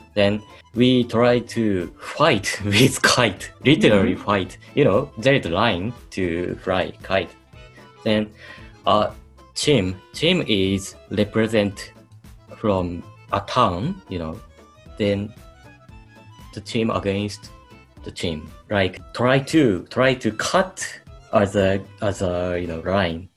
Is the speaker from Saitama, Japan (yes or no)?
no; Hamamatsu, Shizuoka, Japan; English is a second language; also born or lived in Australia; I'm from Hamamatsu City in Shizuoka Prefecture.